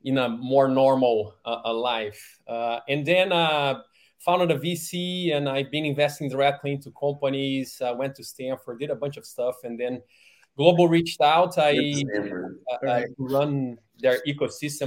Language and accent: English; Rio de Janeiro, Brazil; moved away as an adult; now in Bay Area, United States; I was born and raised in Rio de Janeiro, Brazil